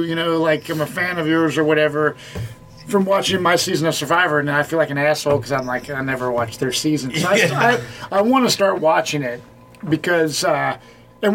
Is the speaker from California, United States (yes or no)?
no; Cincinnati, Ohio, United States; I grew up in Anderson Township, and then I lived in Cherry Grove area off Beach Rock.